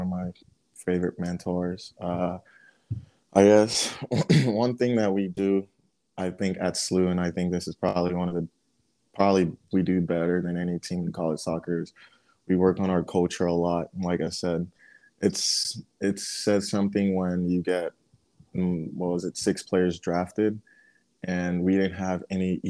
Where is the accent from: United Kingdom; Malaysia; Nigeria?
Nigeria; now in United States; I'm still Nigerian at heart